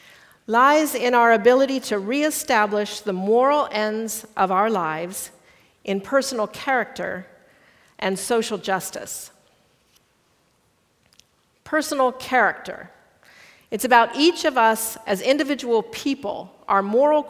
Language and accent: English; Midwest, United States; first language English; I am culturally a Midwesterner and a small town kind of person